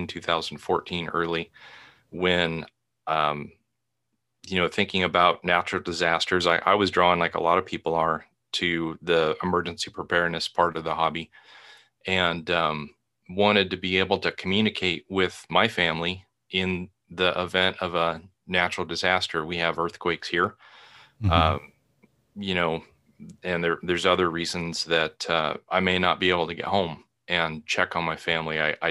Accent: Portland, Oregon, United States; I remember hearing about forest fires when I was young. I grew up in the Portland area, Portland, Oregon.

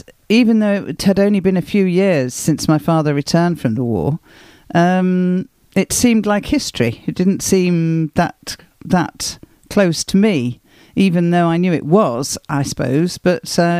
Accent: Wolverhampton, West Midlands, United Kingdom; moved away; also born or lived in Barnsley / Birmingham / Marlow / Ealing, London; Well, I was born in Barnsley in Yorkshire, but we only stayed there for a few months. We moved shortly after I was born down to Wolverhampton in, I suppose it was the Black Country.

